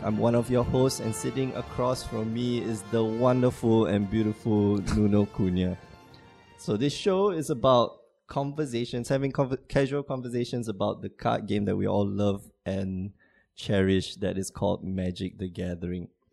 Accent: Singapore; moved away as an adult; now in Porto, Portugal; I'm from Singapore

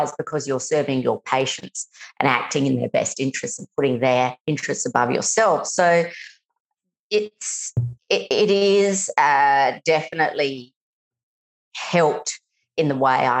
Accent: Adelaide, South Australia, Australia; I was born in Adelaide

